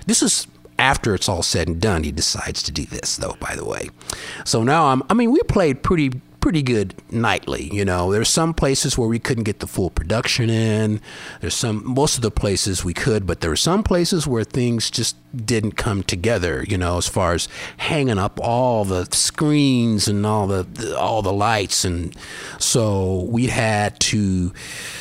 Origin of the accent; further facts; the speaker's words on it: Colorado, United States; moved away; I'm from Colorado, but you know, now over here at sea level